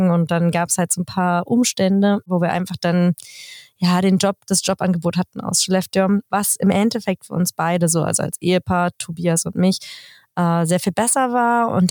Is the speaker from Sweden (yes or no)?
yes; Sweden; aber als Schwede, finde ich, ist man relativ viel außen vor.